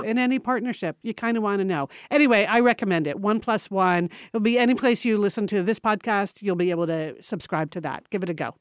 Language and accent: English; Connecticut, United States; moved away; we were born and raised in Connecticut